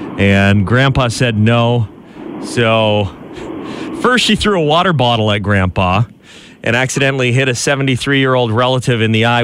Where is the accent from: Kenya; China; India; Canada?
Canada; as a Canadian